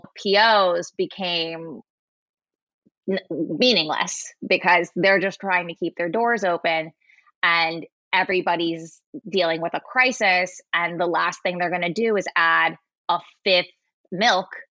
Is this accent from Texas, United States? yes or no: no; Bay Area, California, United States; I grew up in the Bay Area.